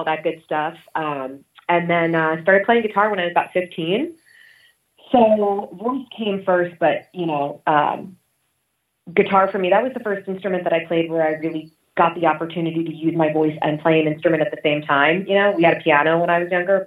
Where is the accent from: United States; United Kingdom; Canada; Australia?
United States; Philadelphia, Pennsylvania; I grew up in Philadelphia mostly. It's where I spent my teenage years